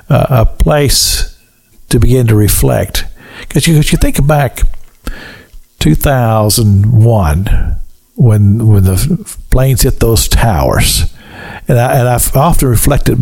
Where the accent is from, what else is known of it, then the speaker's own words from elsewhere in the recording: Kentucky, United States; the little church I grew up in Kentucky